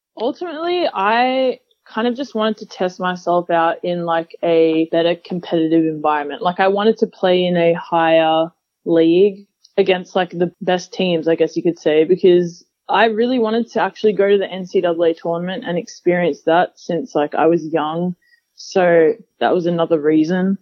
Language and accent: English; Melbourne, Victoria, Australia; moved away as an adult; also born or lived in Utah, United States; growing up in Australia